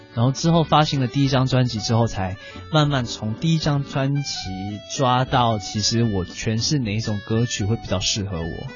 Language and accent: Chinese; Singapore; 我是来自新加坡这么一个小小的岛国